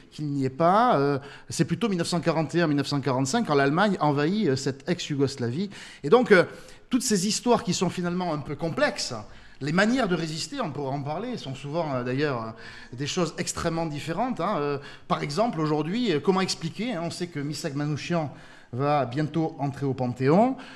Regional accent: France; chez nous en France

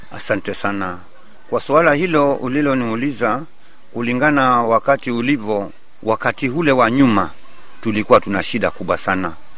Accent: Kichaka Mkwaju, Kwale County, Kenya; Nimezaliwa hapa hapa Kichaka Mkwaju. Wazazi wangu ni wa hapa hapa Kichaka Nkwaju

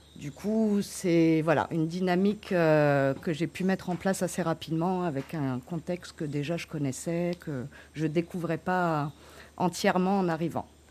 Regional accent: French Guiana; je suis née en Guyane

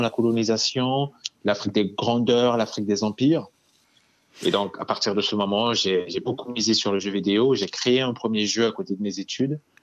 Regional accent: Bangui, Central African Republic; moved away as an adult; now in France; Je suis né en Centrafrique. Je suis né à Bangui. J'ai grandi là-bas. Et à mes 18 ans, je suis arrivé en France

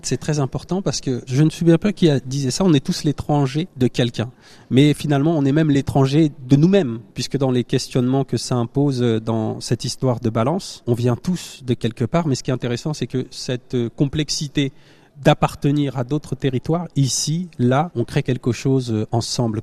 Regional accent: Normandy, France; je suis né en Normandie

